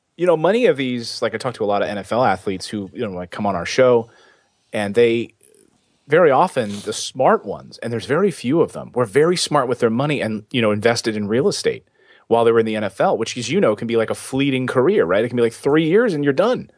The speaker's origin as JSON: {"language": "English", "town": "Philadelphia", "region": "Pennsylvania", "country": "United States", "tie": "born or raised there", "also_born_or_lived": "Los Angeles / Helena, Montana", "moved": "yes", "lives_now": "New York, United States", "said": "I grew up in Philadelphia, in that area where we had snow"}